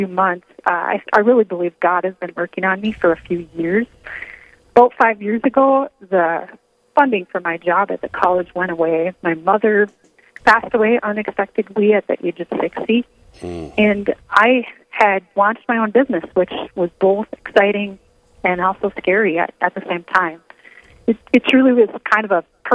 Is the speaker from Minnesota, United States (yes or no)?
yes; Detroit Lakes, Minnesota, United States; also born or lived in Mountain Iron, Minnesota; I grew up in Detroit Lakes, Minnesota